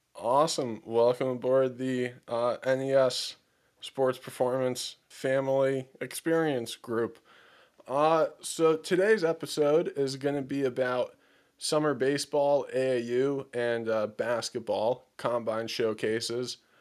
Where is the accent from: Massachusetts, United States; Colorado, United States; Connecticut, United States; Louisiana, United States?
Connecticut, United States; growing up in Connecticut and going to school in Connecticut